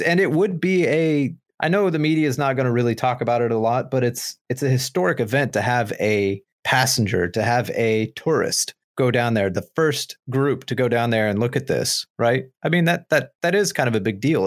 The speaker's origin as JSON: {"language": "English", "country": "United States", "said": "We, as the American people"}